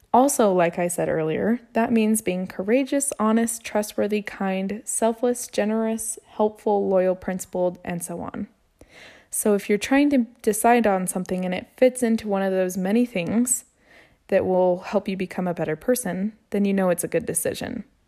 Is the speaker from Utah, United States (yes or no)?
yes; Utah, United States; I was born and raised here in Utah.